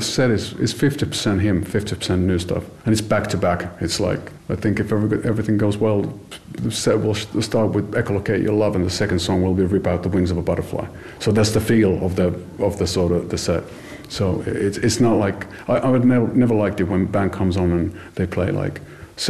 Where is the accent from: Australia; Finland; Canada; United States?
Finland; I'm not American. B, I'm Finnish